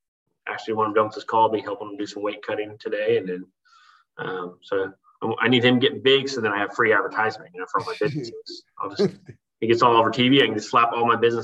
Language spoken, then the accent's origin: English; Oklahoma, United States; moved away as an adult; I was born in Oklahoma. I say born in Oklahoma and raised it overseas, because I spent a lot of years overseas with the military.